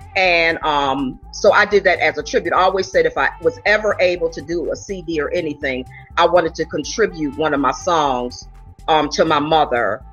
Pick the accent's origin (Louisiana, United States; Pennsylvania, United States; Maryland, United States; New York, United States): New York, United States; Buffalo; moved away as an adult; I'm originally from Buffalo, New York